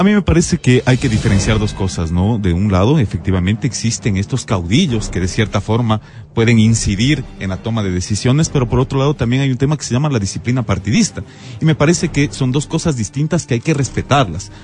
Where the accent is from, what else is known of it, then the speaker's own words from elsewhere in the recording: Quito, Pichincha, Ecuador; como quiteño